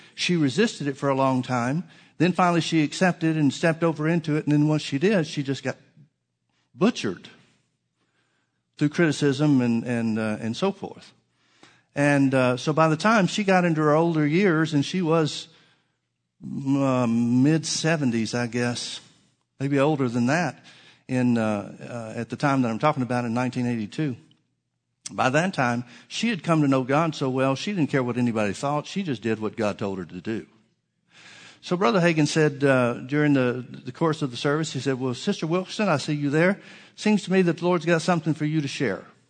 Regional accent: the South, United States; I'm from the South

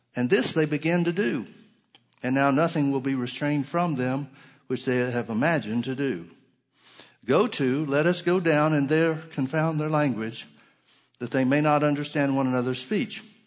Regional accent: Alabama, United States; moved away; also born or lived in Oklahoma; I grew up in Alabama

